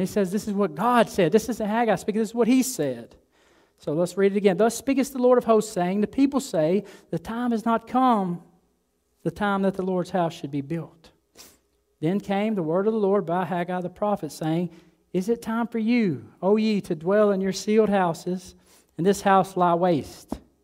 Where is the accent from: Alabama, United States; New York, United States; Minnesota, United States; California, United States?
Alabama, United States; moved away as an adult; now in Delray Beach, United States; I'm from Alabama.